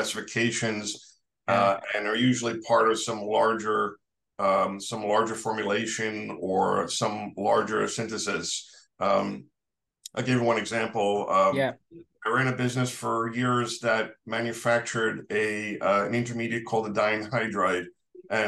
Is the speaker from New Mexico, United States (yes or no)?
no; New York City, New York, United States; I'm a New Yorker, born and raised